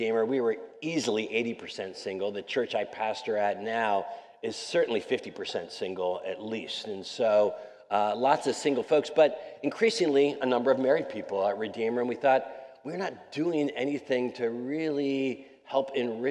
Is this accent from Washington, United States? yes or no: no; Wilmington, Delaware, United States; moved away as an adult; now in New York City, United States; I'm a Mid-Atlantic kid. I grew up in Wilmington, Delaware, so not too far away from here.